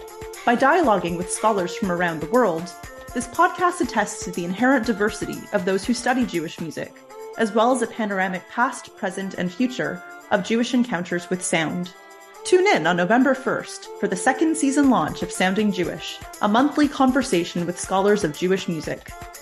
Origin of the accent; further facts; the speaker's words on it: Canada; I'm a Canadian historical musicologist